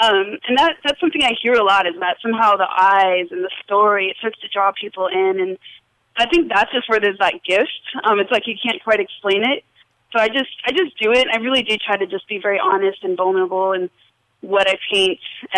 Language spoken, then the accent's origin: English; Las Vegas, Nevada, United States; And in Las Vegas, I kind of did start to discover that I loved art from early on